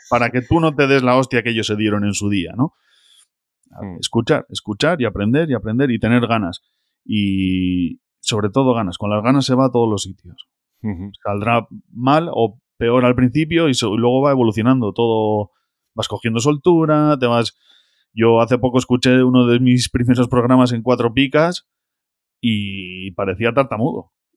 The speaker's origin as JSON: {"language": "Spanish", "town": "Basauri", "region": "Basque Country", "country": "Spain", "said": "Yo soy de Basauri, de Bilbao"}